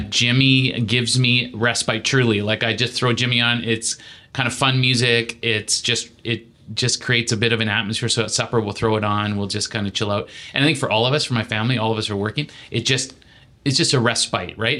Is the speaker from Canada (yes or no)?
yes; Saskatchewan, Canada; moved away; Growing up in Saskatchewan